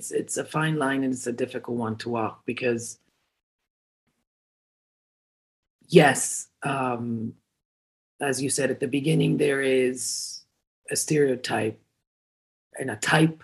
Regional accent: Cancun, Quintana Roo, Mexico; born and raised in Cancun, Mexico

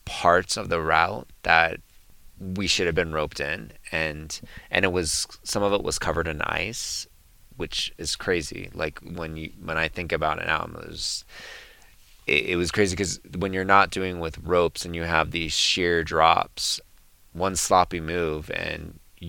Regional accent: San Jose, California, United States; I grew up in San Jose

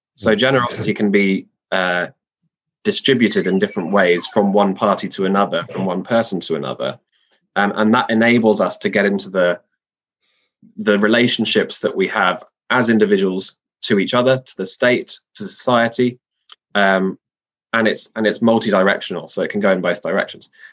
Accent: London, United Kingdom; I'm a Londoner by background

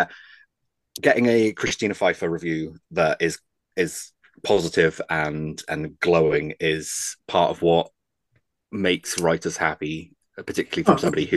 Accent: United Kingdom; I'm British

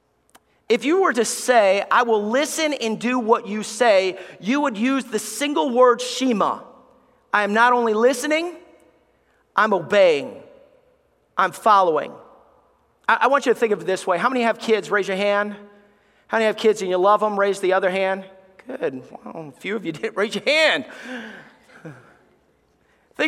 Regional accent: Alabama, United States; moved away; I love Alabama. I love growing up in the South. I miss the South

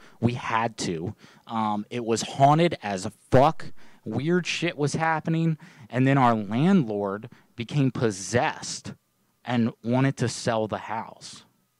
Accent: Kentucky, United States; y'all. I'm from Kentucky, as you can tell.

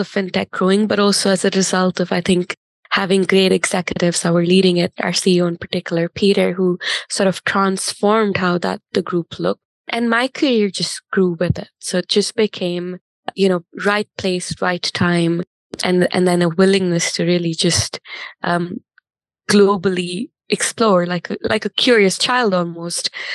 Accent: India; moved away as an adult; also born or lived in Delhi / Chennai / Bangalore / Singapore; I grew up in India, like you said, but an interesting thing about growing up in India for me was I had two working parents, both in corporate, and they moved quite a bit

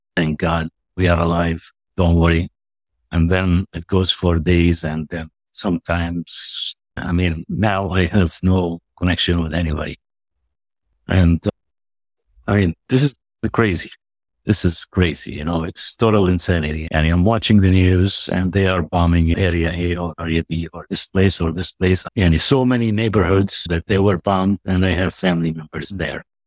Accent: West Bank, Palestine; also born or lived in United States; now in Nablus, Palestine; I'm an American at the same time. Palestinian, but I'm also American.

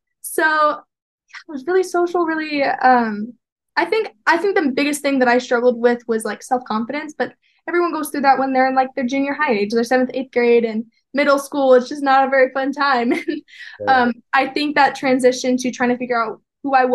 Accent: Peoria, Arizona, United States; moved away as an adult; now in Provo, United States; I grew up in Peoria, Arizona

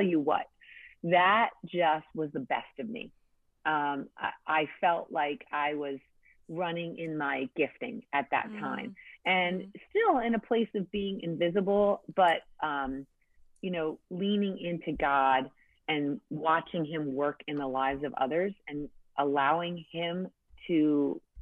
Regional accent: New England, United States; I grew up in church in New England

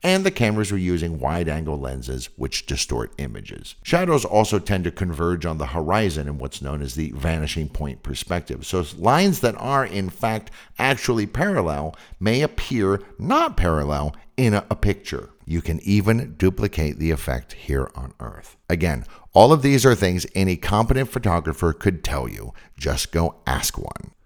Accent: San Francisco Bay Area, California, United States; I'm from the San Francisco Bay Area, and I grew up with daily, literally daily, earthquakes

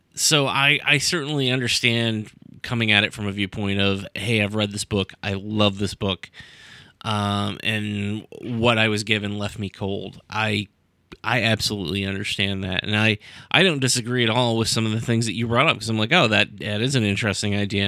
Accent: United States; we're American

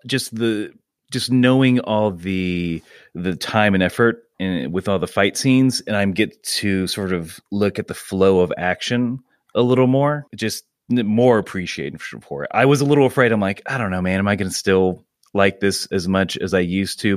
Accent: Georgia, United States; moved away as an adult; also born or lived in Muncie, Indiana / Idaho; now in Pittsburgh, United States; my family moved to Georgia. That's where I mainly grew up, up until I was, uh, twenty

